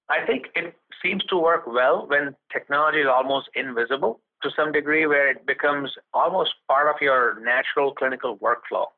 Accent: India; moved away as an adult; also born or lived in Connecticut / New York; now in United States; growing up in India

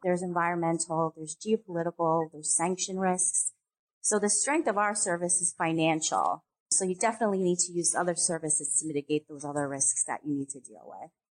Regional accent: upstate New York, United States; I was raised in New York, upstate New York

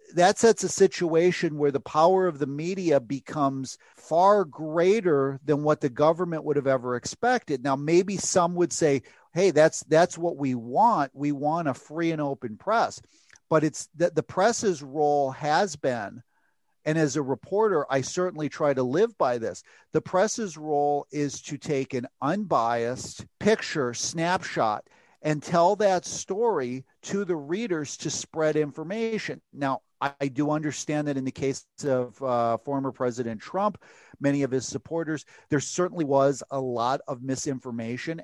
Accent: United States; I am an American freelance uh, reporter

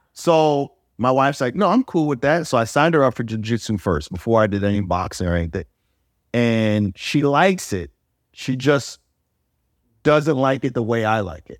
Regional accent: New York, United States; I'm from New York.

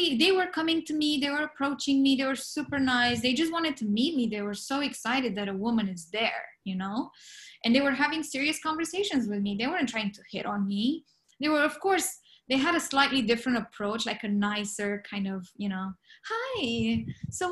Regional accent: Romania; now in Los Angeles, United States; I'm from Romania. I didn't grow up with the Western European type of thinking

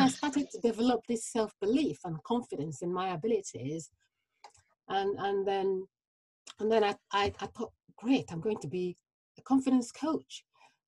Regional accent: Nigeria; moved away; growing up in Nigeria

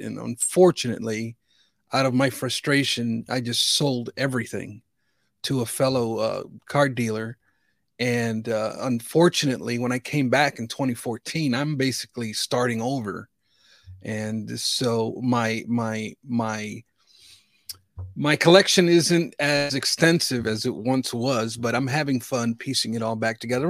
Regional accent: Chicago, Illinois, United States; I grew up in the Chicagoland region, and nineteen eighty-five, I was fifteen years old

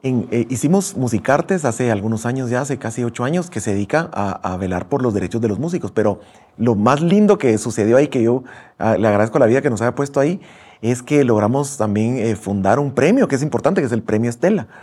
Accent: Guatemala; como guatemaltecos

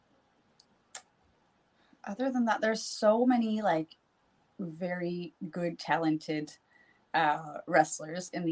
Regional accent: New Brunswick, Canada; accent: Canadian French; first language French; English is a second language; I moved to the big city of my area because I'm from a small town

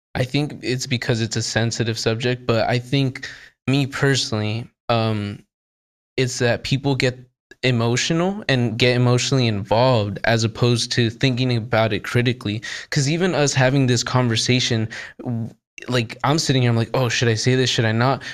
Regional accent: United States; I'm American

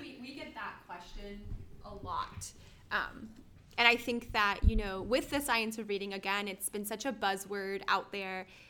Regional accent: Florida, United States; we are all from Florida

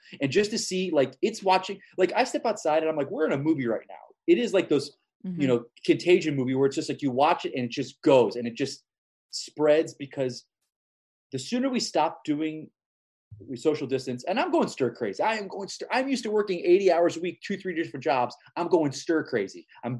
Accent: Florida, United States; where I grew up, Florida, and I just think they're a bunch of idiots.

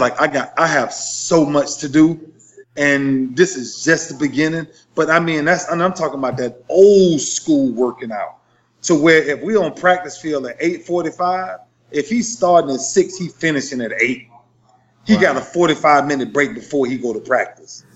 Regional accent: Lakeland, Florida, United States; my hometown in Lakeland

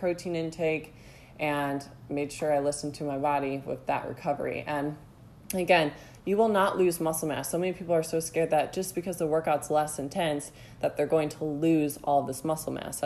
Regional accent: Ohio, United States; I grew up in Ohio

